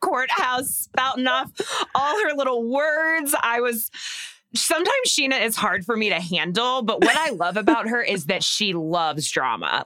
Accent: Texas, United States; I grew up in Texas

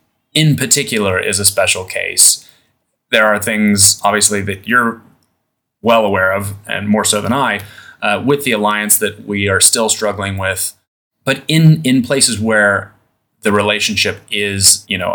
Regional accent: Idaho, United States; now in Southeast Asia; I'm from Idaho originally

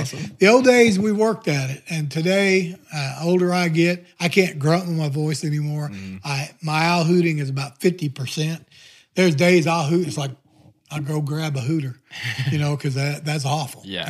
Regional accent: the Ozarks, United States; now in Neosho, United States; growing up in the Ozark

